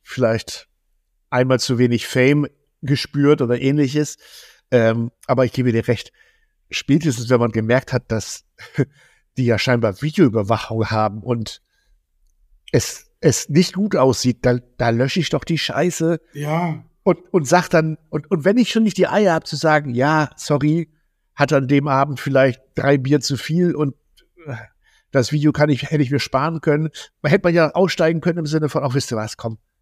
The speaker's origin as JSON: {"language": "German", "town": "Zetel", "region": "Lower Saxony", "country": "Germany", "said": "bei uns hier direkt in Zetel, wo ich herkomme"}